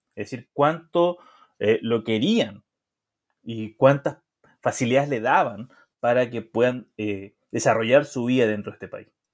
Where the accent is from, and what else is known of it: Chile; moved away as an adult; also born or lived in Mexico